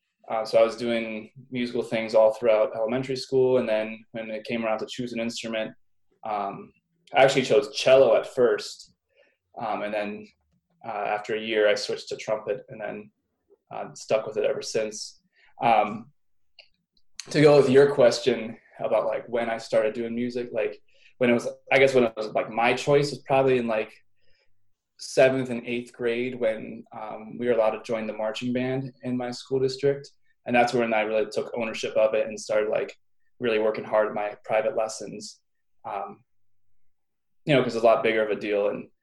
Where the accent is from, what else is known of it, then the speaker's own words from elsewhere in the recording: Pittsburgh, Pennsylvania, United States; Pittsburgh, Pennsylvania.